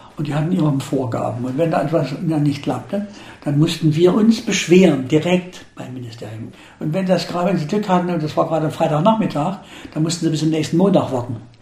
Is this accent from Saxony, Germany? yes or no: yes; Saxony, Germany; Als Sachse, als Deutscher, aber niemals als DDR-Bürger.